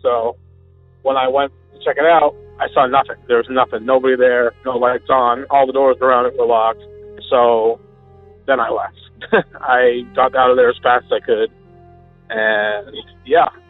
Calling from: Vermont, United States; I'm calling from Vermont

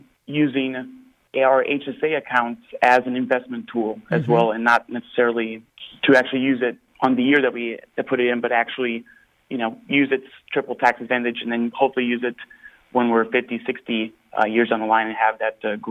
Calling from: Houston, Texas, United States; I'm from Houston.

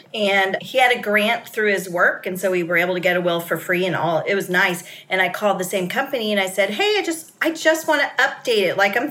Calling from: Jacksonville, Florida, United States; Jacksonville, Florida.

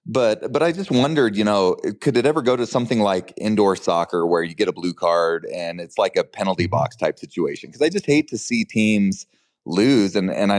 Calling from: Ogden, Utah, United States; I'm calling from Ogden, Utah.

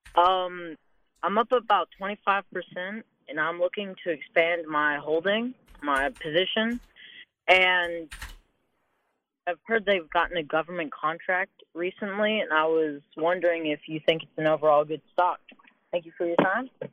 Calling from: Kentucky, United States; from Kentucky

